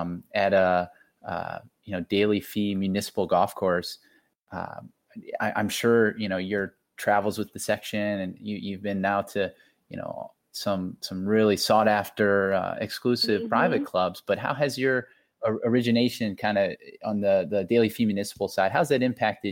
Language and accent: English; Akron, Ohio, United States; I'm actually from Akron, Ohio, so a good bit north of Cincinnati